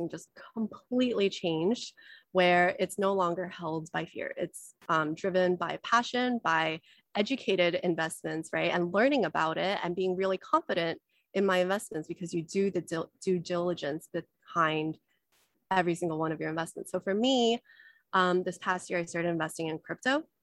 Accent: United States; also born or lived in China; I was born in China, but we immigrated to America. So I grew up with a lot of scarcity mindset

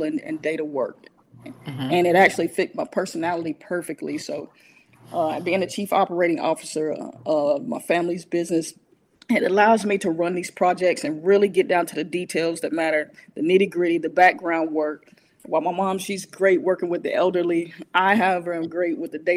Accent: Asheville, North Carolina, United States; also born or lived in Detroit, Michigan; I was born in Detroit and raised right here in the Shiloh area

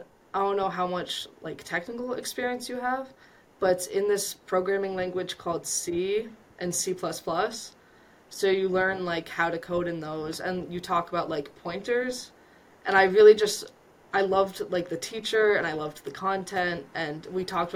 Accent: Vermont, United States; moved away as an adult; I come from Vermont, so it's a small rural town that I grew up

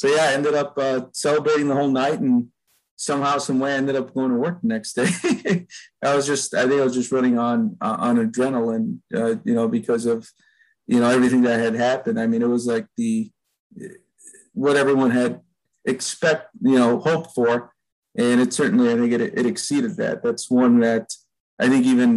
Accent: Chicago, Illinois, United States; I grew up in Albany Park, which is not too far from the ballpark

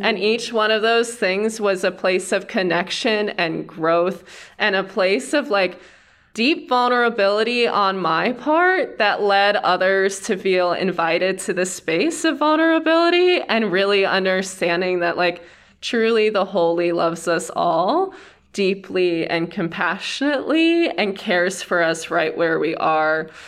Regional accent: Cleveland, Ohio, United States; moved away as an adult; also born or lived in Wooster, Ohio / Yellowstone; I'm from Ohio and kind of all over. I grew up outside of Cleveland

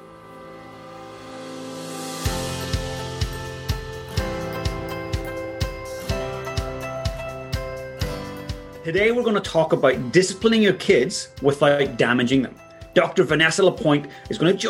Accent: Ireland; I grew up in Ireland

